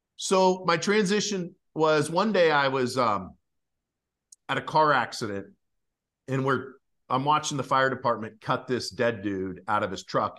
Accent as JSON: {"language": "English", "region": "Idaho", "country": "United States", "tie": "born or raised there", "said": "I grew up in Idaho"}